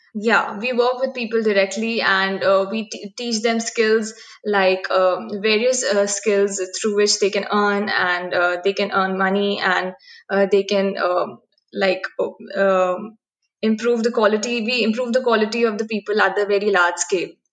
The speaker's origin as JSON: {"language": "English", "town": "Bhopal", "region": "Madhya Pradesh", "country": "India", "said": "I am from Bhopal, which is the capital of Madhya Pradesh."}